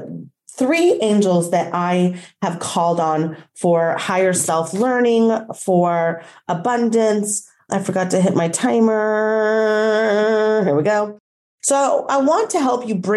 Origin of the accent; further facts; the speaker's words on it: Texas, United States; also born or lived in Colombia / Mexico; now in Florida, United States; I was born in a state in our union called Texas. So for that state, I might be referred to as a Texan.